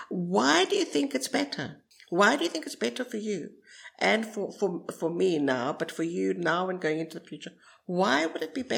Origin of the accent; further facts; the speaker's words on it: South Africa; now in Cyprus; I grew up in South Africa